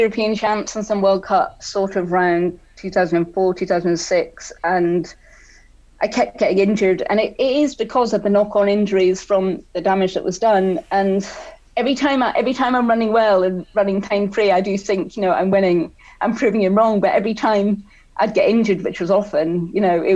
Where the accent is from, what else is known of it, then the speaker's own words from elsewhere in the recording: Scotland, United Kingdom; also born or lived in South Wales; growing up in Scotland